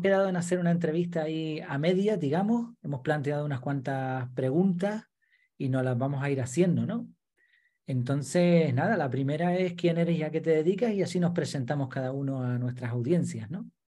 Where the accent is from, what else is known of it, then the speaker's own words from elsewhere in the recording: Madrid, Community of Madrid, Spain; now in Gran Canaria, Spain; nací en Madrid, llevo un montón de años viviendo en Gran Canaria